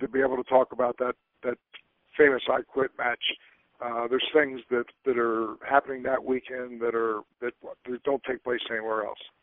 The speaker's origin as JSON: {"language": "English", "town": "Trenton", "region": "New Jersey", "country": "United States", "tie": "born or raised there", "said": "born and raised in Trenton, New Jersey"}